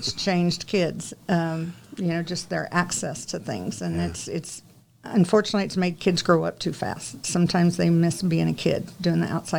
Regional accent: Guthrie, Oklahoma, United States; I was raised here in Guthrie, so I went to Guthrie Schools

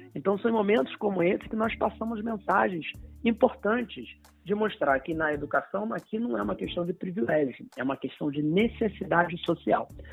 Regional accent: São Gonçalo, Rio de Janeiro, Brazil; eu sou de São Gonçalo, na região metropolitana, nascido e criado em São Gonçalo

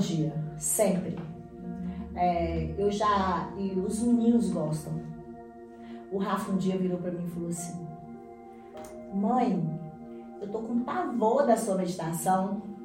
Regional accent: Teófilo Otoni, Minas Gerais, Brazil; also born or lived in Bahia; nasci aqui em Teófilo, sou mineira, é, mas vivi a minha primeira infância na Bahia, porque meu pai morava lá. E fiquei entre Teófilo e a Bahia.

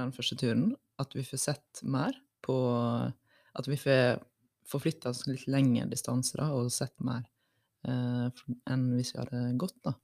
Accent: Western Norway, Norway; now in Oslo, Norway; for min del, som er fra Vestlandet

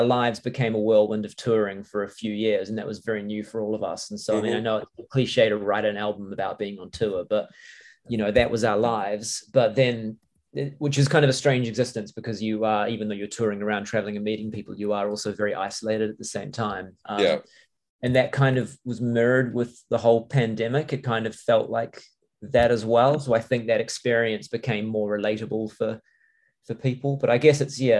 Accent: New Zealand; moved away; I'm from New Zealand

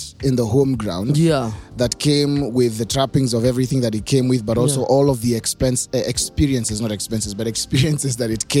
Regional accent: Taita-Taveta County, Kenya; I'm Taita.

